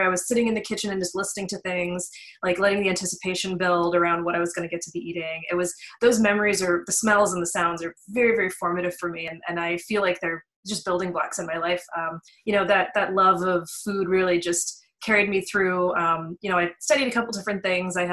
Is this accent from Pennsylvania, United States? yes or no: yes; Western Pennsylvania, United States; I grew up in Western Pennsylvania. I was born and raised there